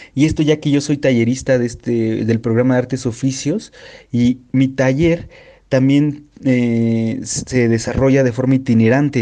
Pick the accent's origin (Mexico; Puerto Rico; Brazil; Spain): Mexico; Mexico City; un poeta de la Ciudad de México